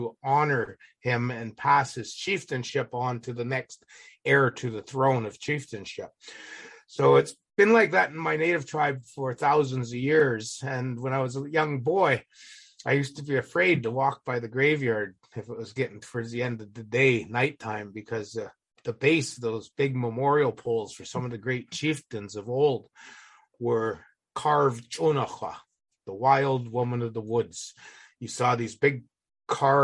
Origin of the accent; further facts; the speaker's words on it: Alert Bay, British Columbia, Canada; now in United States; I was born and raised in Alert Bay